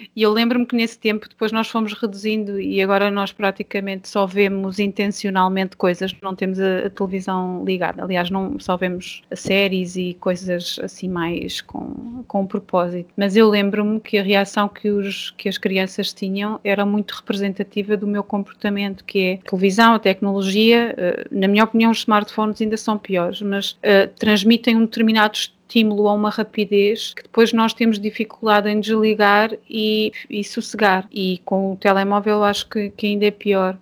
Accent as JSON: {"language": "Portuguese", "country": "Portugal", "said": "nós cá em Portugal não são muitas as igrejas que fazem, mas a, a igreja onde eu cresci fazia isto"}